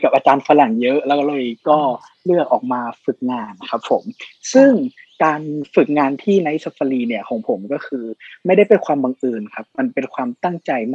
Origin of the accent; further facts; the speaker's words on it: Chiang Mai, Thailand; also born or lived in Phayao; เราโตมาในสังคมเชียงใหม่